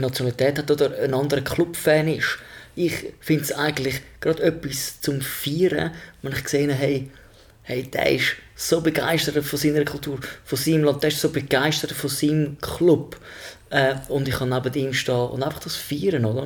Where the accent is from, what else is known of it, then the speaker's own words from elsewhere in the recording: Switzerland; bin ich Schweizer